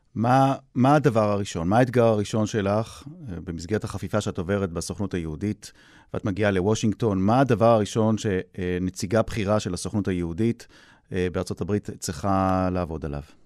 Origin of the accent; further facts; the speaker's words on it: Jaffa, Tel Aviv District, Israel; אני הילד מיפו, מהמיעוט הערבי